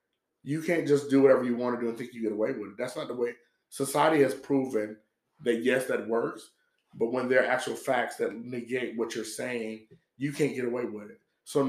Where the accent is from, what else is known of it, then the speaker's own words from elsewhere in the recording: Atlanta, Georgia, United States; I grew up in a society, I grew up in Atlanta, right? So the society I grew up in is, you talk shit, you get hit.